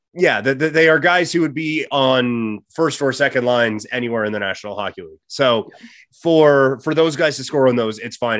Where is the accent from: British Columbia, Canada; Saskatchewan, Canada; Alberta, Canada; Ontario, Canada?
Saskatchewan, Canada; I grew up in Saskatchewan